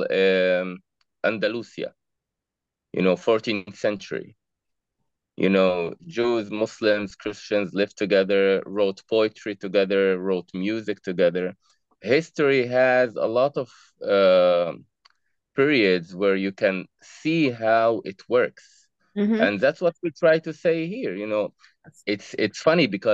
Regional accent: Jaffa, Tel Aviv District, Israel; I was born in Jaffa, in a mixed city.

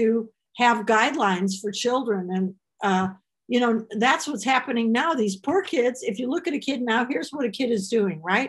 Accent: Chicago, Illinois, United States; moved away; I am from Chicago

